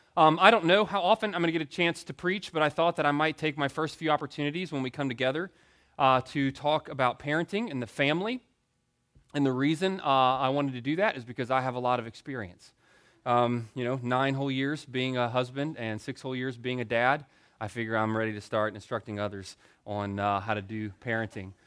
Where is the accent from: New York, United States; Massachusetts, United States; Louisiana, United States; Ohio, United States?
Louisiana, United States; Baton Rouge; moved away; also born or lived in Greenville, South Carolina; I was born and reared in Baton Rouge, Louisiana. So I grew up eating the best food on earth